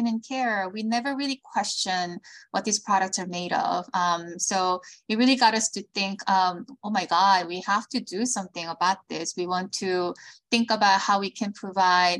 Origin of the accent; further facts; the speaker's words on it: South Korea; moved away as an adult; also born or lived in United States; now in Los Angeles, United States; I was born in Korea. I moved to the States when I was in middle school because of my father's job, then moved back to Korea, went to college there